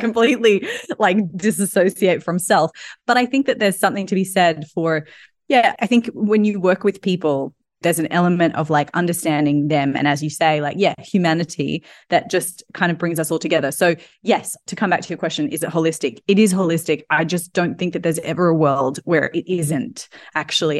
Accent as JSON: {"language": "English", "country": "Australia", "moved": "yes", "lives_now": "London, United Kingdom", "said": "I'm obviously Australian"}